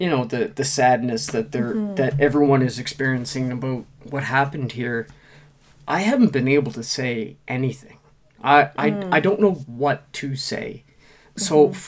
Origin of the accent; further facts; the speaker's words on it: Nova Scotia, Canada; I am such a proud Nova Scotian.